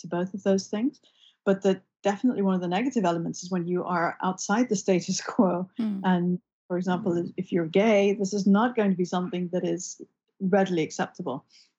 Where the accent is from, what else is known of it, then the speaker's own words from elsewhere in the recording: London, United Kingdom; Western cultures, where I was growing up in London